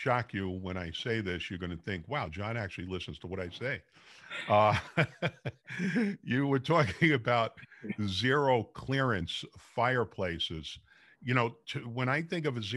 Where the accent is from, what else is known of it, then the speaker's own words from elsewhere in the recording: New York City, New York, United States; now in San Jose, United States; I'm from Brooklyn.